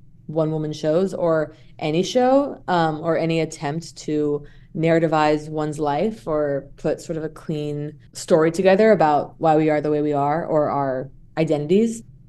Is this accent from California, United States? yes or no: yes; Santa Monica, California, United States; I'm from Santa Monica and that I'm an actress.